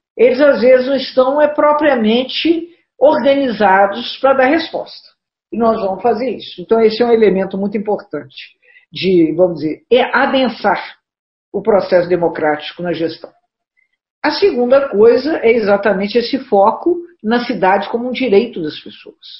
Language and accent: Portuguese; Juiz de Fora, Minas Gerais, Brazil; nessa região que as pessoas brincam que nós somos cariocas do Brejo